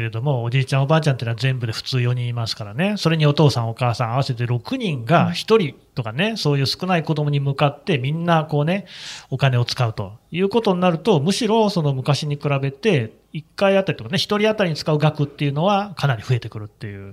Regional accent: Nagoya, Aichi, Japan; 私、名古屋の生まれです

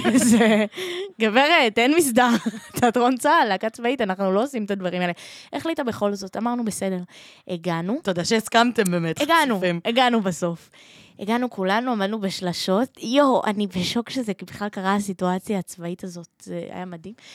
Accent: Holon, Tel Aviv District, Israel; אני מחולון ואני בצבא כרגע

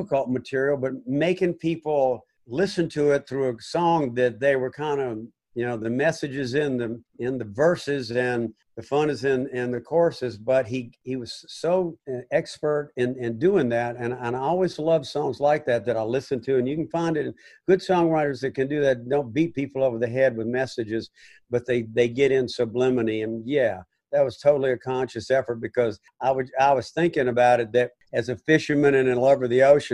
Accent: northern Gulf Coast, United States; growing up on the Gulf of Mexico on the northern edge, there was always Caribbean influence

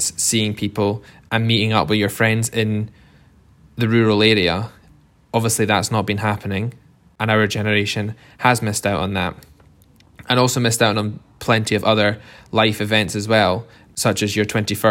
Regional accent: East Lothian, Scotland, United Kingdom; I'm originally from East Lothian, from a family farm in East Lothian, just outside Edinburgh.

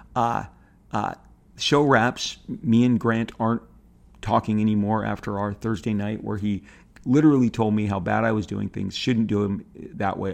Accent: Orange County, California, United States; grew up in a pretty, you know, contained bubble in Orange County

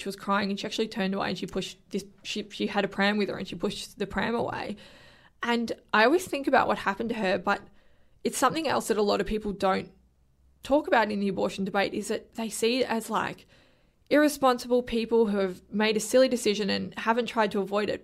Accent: Victoria, Australia; I'm from Victoria

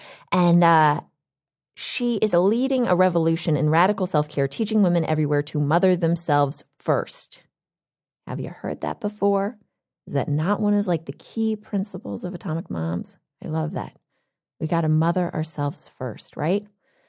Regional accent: Texas, United States; also born or lived in Western Massachusetts; now in California, United States; I'm in California now, and I grew up in Texas, but when I went to school in Western Massachusetts for college

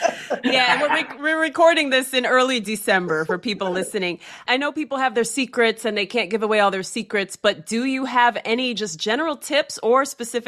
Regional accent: Cleveland, Ohio, United States; I'm from Cleveland, Ohio.

